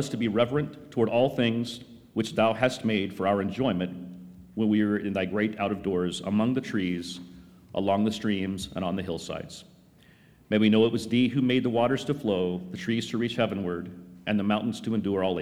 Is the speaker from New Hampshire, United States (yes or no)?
no; North Carolina, United States; my early days growing up in North Carolina